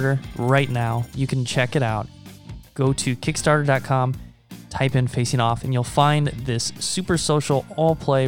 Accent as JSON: {"language": "English", "town": "Omaha", "region": "Nebraska", "country": "United States", "also_born_or_lived": "China", "said": "we're both from Omaha"}